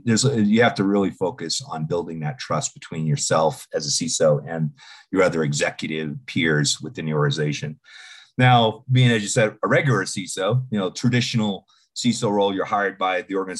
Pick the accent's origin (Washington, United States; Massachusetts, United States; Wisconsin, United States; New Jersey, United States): Massachusetts, United States; Boston; accent: Boston; now in Denver, United States; So, yes, I relocated from Boston approximately about 15 years ago now, I guess. So, and yes, I hide my Boston accent well